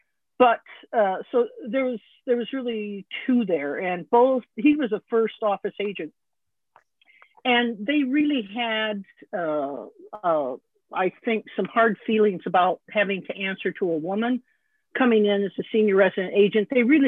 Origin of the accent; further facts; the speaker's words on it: Rapid City, South Dakota, United States; moved away as an adult; also born or lived in New York City; I was from Rapid City, South Dakota.